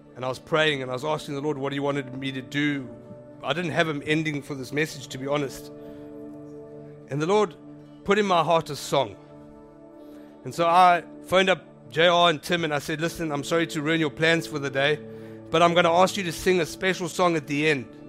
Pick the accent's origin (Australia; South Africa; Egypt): South Africa; I'm South African